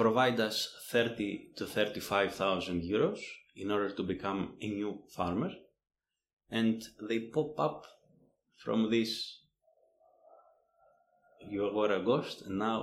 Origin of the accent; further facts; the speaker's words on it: Greece; moved away as an adult; I come from Greece